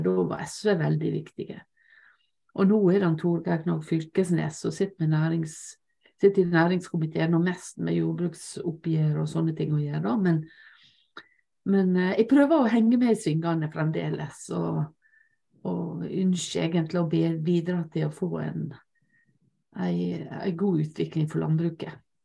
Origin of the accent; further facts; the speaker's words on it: Lepsøya, Møre og Romsdal, Norway; på eh, Lepsøya, der jeg vokste opp